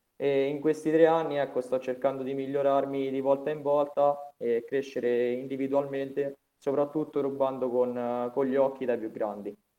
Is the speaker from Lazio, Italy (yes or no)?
yes; Vasanello, Lazio, Italy; da quando giocavo nel mio paese a Vasanello